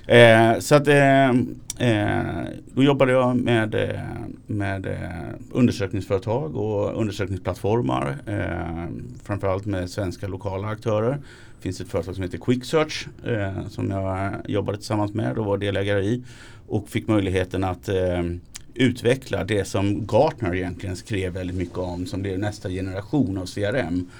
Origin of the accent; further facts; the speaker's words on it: Småland, Sweden; jag är smålänning